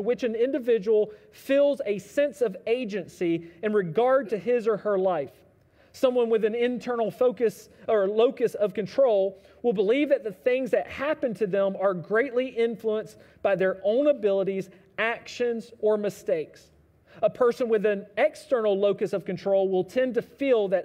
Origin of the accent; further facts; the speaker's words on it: United States; us as American Christians